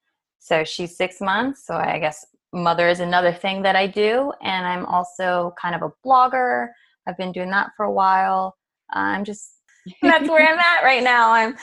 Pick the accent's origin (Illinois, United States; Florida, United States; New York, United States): Florida, United States; Hernando County; I'm from Florida, Hernando County, a little bit north of Tampa.